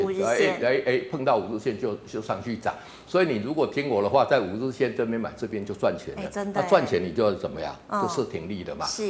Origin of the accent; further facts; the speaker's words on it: Taiwan; 因为我们台湾人毕竟来讲，对中小型股的一个接受程度是比较高的